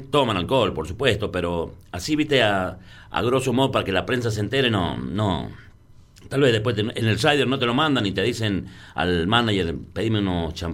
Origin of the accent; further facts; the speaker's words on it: San Juan, Argentina; Como somos nosotros sanjuaninos, tocaba 21 a 30.